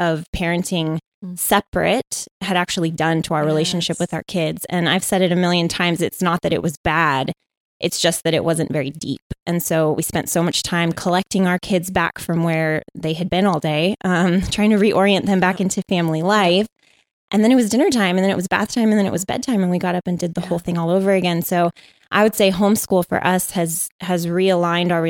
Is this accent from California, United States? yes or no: yes; San Diego, California, United States; I was born and raised in San Diego.